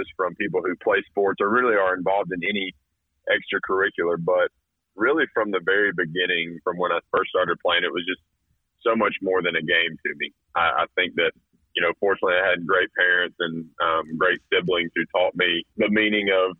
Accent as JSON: {"language": "English", "town": "Carrollton", "region": "Georgia", "country": "United States", "tie": "born or raised there", "also_born_or_lived": "North Carolina / Alabama / South Carolina", "moved": "as an adult", "said": "born and raised in Carrollton"}